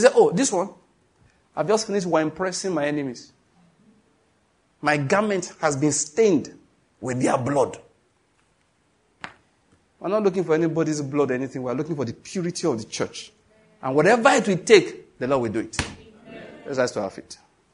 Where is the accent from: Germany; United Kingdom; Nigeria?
Nigeria